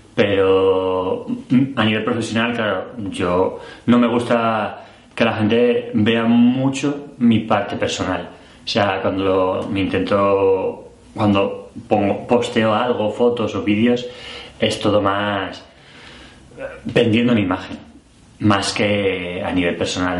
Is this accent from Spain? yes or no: yes; Spain; now in Brussels, Belgium; soy español, vivo en Bruselas desde hace seis años